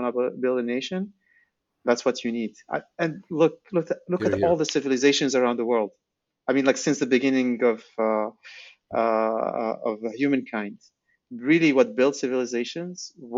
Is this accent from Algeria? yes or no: yes; Algeria; also born or lived in Silicon Valley; I'm from Algeria, and, you know, like my parents grew up during the French colonization